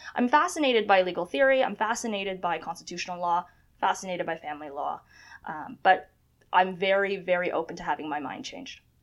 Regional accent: Toronto, Ontario, Canada; also born or lived in China / Scarborough / York Region; I was born in China, and my family, we immigrated to Canada um, very early, 99. Uh, we settled in Scarborough. We um, uh, settled in the Greater Toronto Area, went to school in York Region

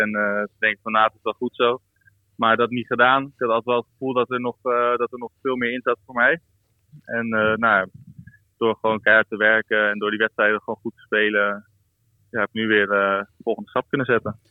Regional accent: Netherlands; moved away as an adult; now in South Africa; als Nederlander ben ik een beetje opgegroeid eh, met ook een beetje regen en een beetje wind.

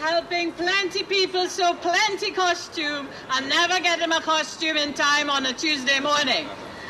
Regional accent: Trinidad & Tobago; now in London, United Kingdom; I was born in Trinidad, reared in Trinidad, and I played plenty mass in Trinidad.

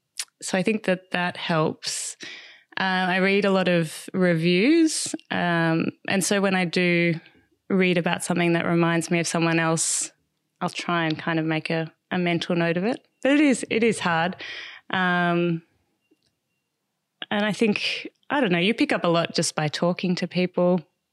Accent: Canberra, Australian Capital Territory, Australia; now in Merimbula, Australia; We grew up in Canberra, so we're outdoors a lot too.

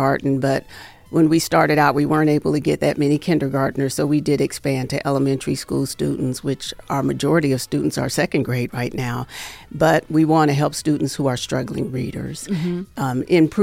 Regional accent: Cleveland, Ohio, United States; moved away as an adult; now in Las Vegas, United States; I'm from Cleveland, so I started out in Cleveland.

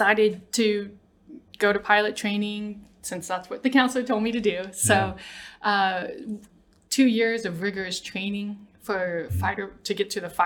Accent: Mesquite, Texas, United States; moved away as an adult; born and raised Mesquite until about 18.

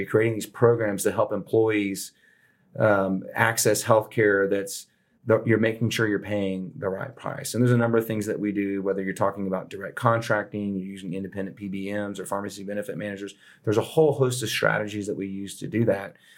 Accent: Houston, Texas, United States; moved away as an adult; I grew up in Southwest Houston

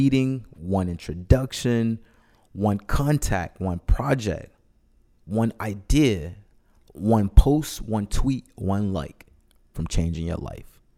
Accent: Memphis, Tennessee, United States; accent: Memphis talk; now in New York City, United States; We're both from Memphis, yep. And we live in New York City, but we talk that Memphis talk

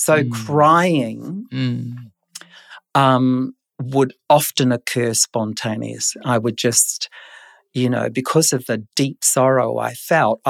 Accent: New Zealand; moved away; I was born in New Zealand, so this was my early childhood in New Zealand.

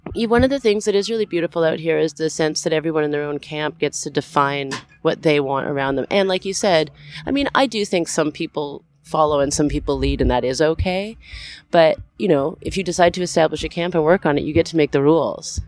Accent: Canada; we're from Canada

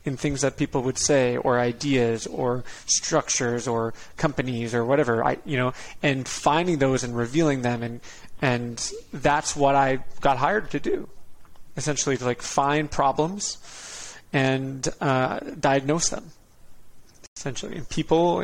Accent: Connecticut, United States; also born or lived in Dana Point, California; We live like 5 minutes from the ocean in Dana Point, California. And when I was five, we moved across the country to Connecticut

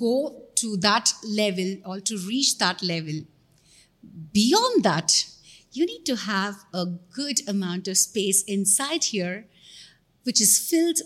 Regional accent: Hyderabad, Telangana, India; my state, Andhra Pradesh, because I hail from Hyderabad

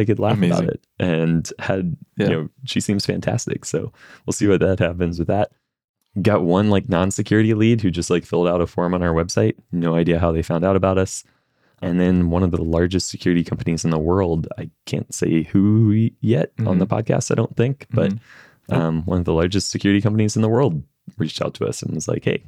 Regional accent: Columbia, South Carolina, United States; moved away as an adult; now in Charleston, United States; We're going to move from Columbia to Charleston.

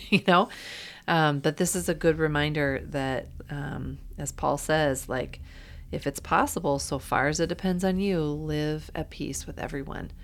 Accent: Iowa, United States; I grew up in Iowa.

